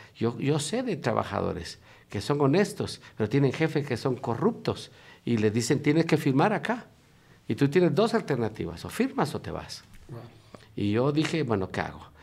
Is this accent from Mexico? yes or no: no; Guatemala; moved away as an adult; also born or lived in Russia / United States; soy originario de Guatemala